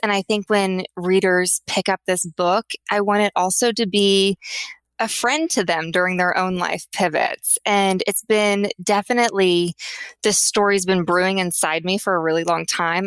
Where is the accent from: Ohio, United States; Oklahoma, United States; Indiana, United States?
Oklahoma, United States; Tulsa; I grew up in Tulsa, Oklahoma.